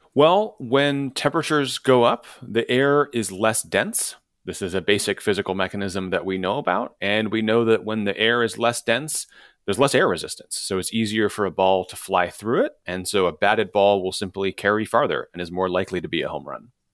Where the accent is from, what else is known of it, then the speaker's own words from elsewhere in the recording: Chicago, Illinois, United States; Wrigley Field, which is walking distance from, from where I grew up in Chicago